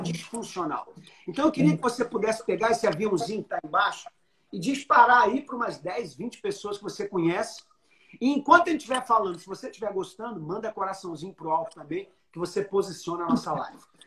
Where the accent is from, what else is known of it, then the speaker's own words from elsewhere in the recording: Rio de Janeiro, Brazil; na minha terrinha